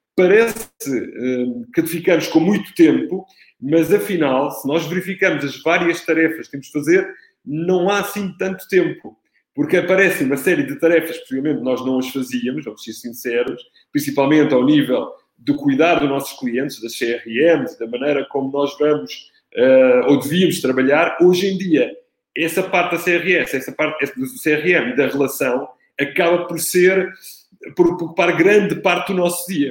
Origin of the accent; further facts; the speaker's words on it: Italy; now in Portugal; Sou, sou italiano, tenho dois filhos